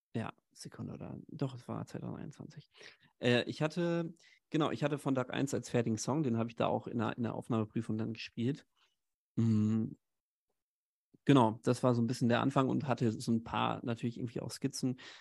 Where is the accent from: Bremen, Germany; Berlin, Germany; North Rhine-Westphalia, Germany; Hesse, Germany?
North Rhine-Westphalia, Germany; Haltern am See; moved away as an adult; now in Hamburg, Germany; komme eigentlich gebürtig aus, aus in der Nähe von Münster, aus Haltern am See, so einer kleinen Stadt